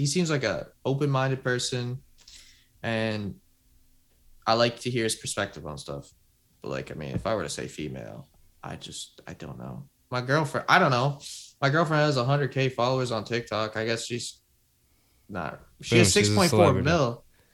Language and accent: English; Canada; we're both Canadian